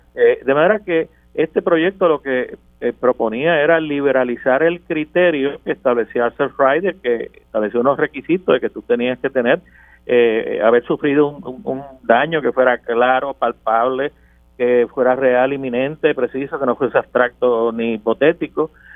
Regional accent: Puerto Rico; como puertorriqueño

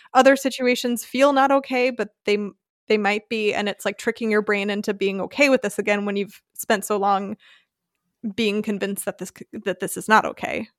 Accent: United States; now in Germany; my family and my home country

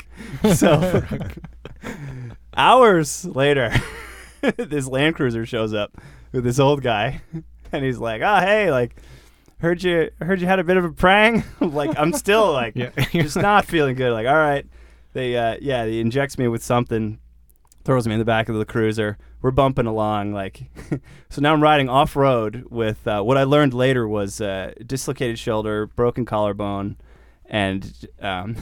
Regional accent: Boston, Massachusetts, United States; now in California, United States; I'm from Boston originally

